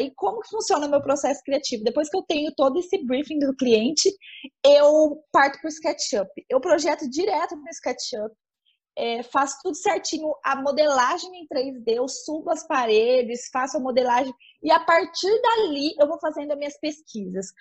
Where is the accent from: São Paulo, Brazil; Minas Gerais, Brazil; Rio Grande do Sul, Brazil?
São Paulo, Brazil; São José do Rio Preto; eu sou de São José do Rio Preto, no interior de São Paulo